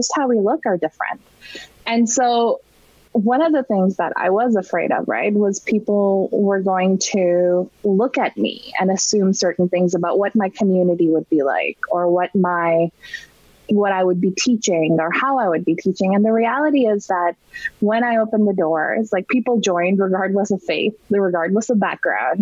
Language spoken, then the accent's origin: English; Toronto, Ontario, Canada; moved away; we're from Toronto.